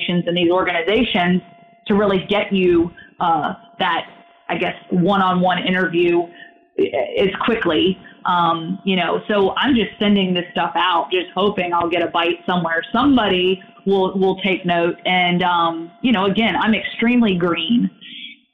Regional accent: Roanoke, Virginia, United States; moved away as an adult; when I was in my hometown working for 2 years, I was able to, you know, work that job and sort of kind of work the local scene sort of around what I was accustomed to there in Roanoke, Virginia.

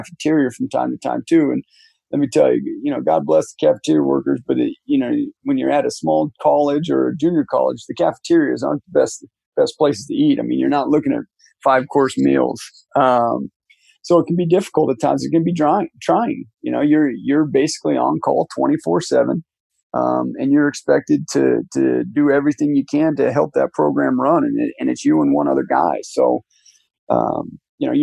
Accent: Wyoming, United States; moved away; I'm from Wyoming

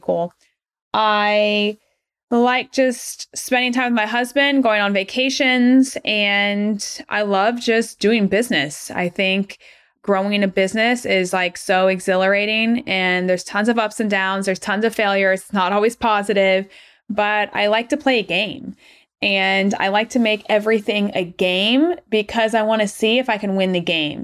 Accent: Atlanta, Georgia, United States; moved away as an adult; also born or lived in Rochester, New York / Portland, Oregon / Irvine, California; I'm from Atlanta, Georgia. I was born and raised there all the way up until grad school

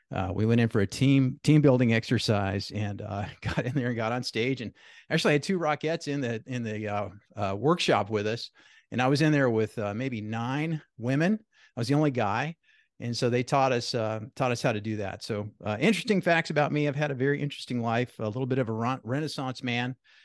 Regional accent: Colorado, United States; also born or lived in Atlanta, United States; I was born here in Atlanta, Georgia. My dad being a Georgia Tech grad, my mom from the Southeast. My dad was a professor at Colorado State University, tenured there for years. And that's where I grew up

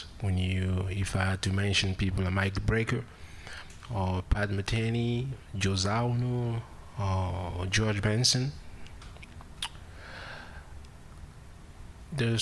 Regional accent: Cameroon; English is a second language; moved away as an adult; I grew up, and I was born in Cameroon, Central Africa.

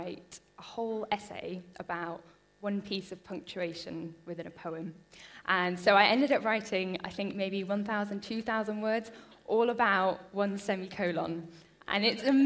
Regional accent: Bristol, South West England, United Kingdom; now in Harrogate, United Kingdom; I grew up in Bristol, which is a great place to grow up

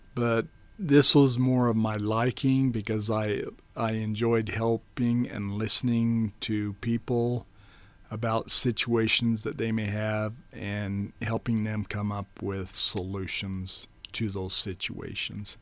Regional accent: Rigby, Idaho, United States; also born or lived in Tetonia, Idaho; I grew up for, until I was about ten years old in Rigby, Idaho

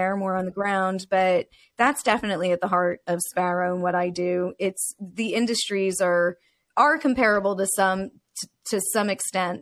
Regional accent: New Jersey, United States; I'm a Jersey girl. This is my hometown turf.

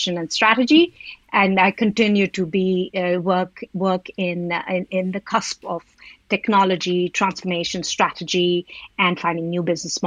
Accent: Delhi, India; moved away as an adult; now in United Kingdom; I'm from originally from Delhi in India, came to UK for education

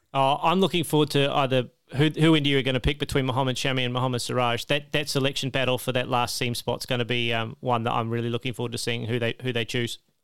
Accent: Australia; As an Australian

